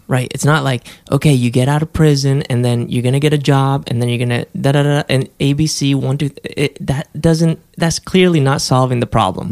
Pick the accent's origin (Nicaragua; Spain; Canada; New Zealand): Spain; moved away; I grew up in Spain.